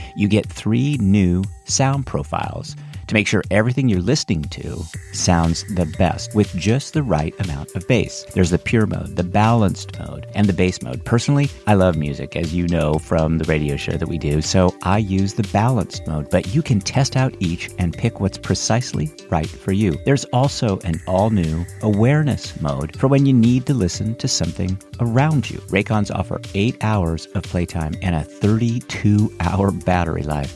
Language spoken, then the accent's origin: English; Northern California, United States; moved away; I'm from Northern California